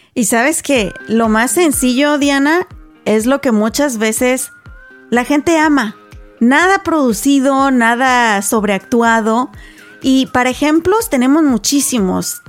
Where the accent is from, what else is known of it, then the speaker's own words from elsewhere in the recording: Mexico; moved away; aquellos que somos mexicanos, ¿verdad? Cuando crecimos en México